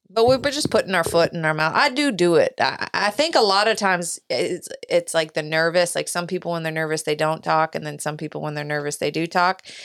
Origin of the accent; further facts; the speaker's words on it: United States; I'm an American